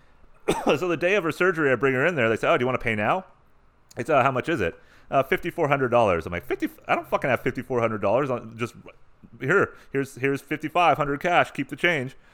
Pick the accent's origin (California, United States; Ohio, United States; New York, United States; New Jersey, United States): California, United States; San Diego; I'm from San Diego